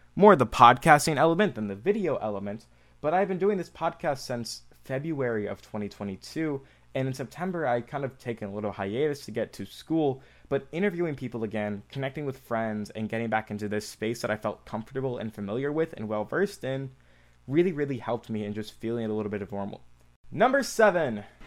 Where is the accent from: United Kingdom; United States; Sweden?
United States; Michigan; I'm from Michigan, the state of Michigan, about two and a half hours away from Ann Arbor